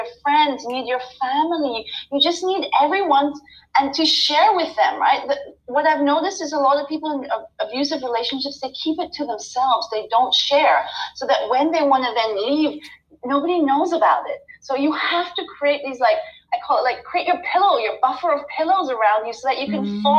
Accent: Nepal; also born or lived in Thailand / India; I was born in Thailand. I grew up in Nepal and India.

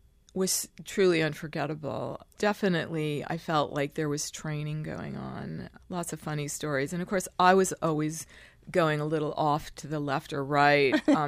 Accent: New York, United States; also born or lived in Long Island; Well, I was born in Manhattan.

